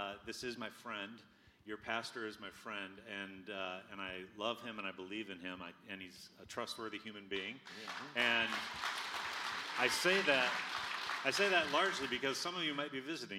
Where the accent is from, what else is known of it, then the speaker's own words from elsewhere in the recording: Washington, United States; I'm from Washington State.